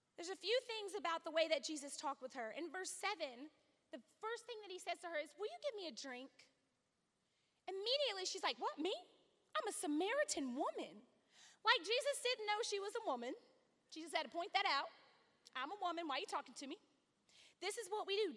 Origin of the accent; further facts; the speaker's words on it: Louisiana, United States; I come from Louisiana